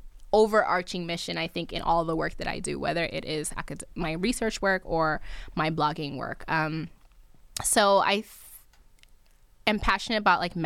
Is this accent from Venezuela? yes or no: no; Nigeria; I'm Nigerian. My husband's from Kenya. So we would like to at some point go back home because that's still home.